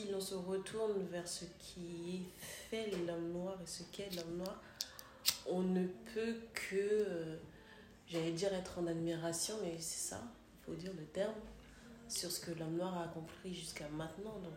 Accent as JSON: {"language": "French", "region": "Kinshasa", "country": "DR Congo", "lives_now": "Paris, France", "said": "je suis …, j'ai 36 ans, je suis congolaise."}